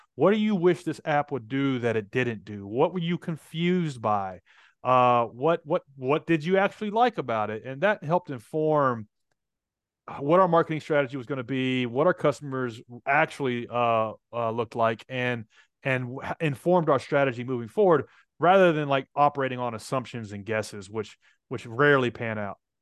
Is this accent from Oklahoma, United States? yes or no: no; Nashville, Tennessee, United States; I'm from Nashville